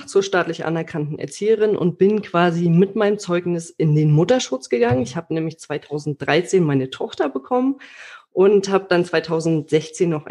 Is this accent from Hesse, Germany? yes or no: no; Mecklenburg-Vorpommern, Germany; ich bin ein gebürtiges Nordlicht und komme, wie ich immer sage, aus dem schönsten Bundesland der Republik, nämlich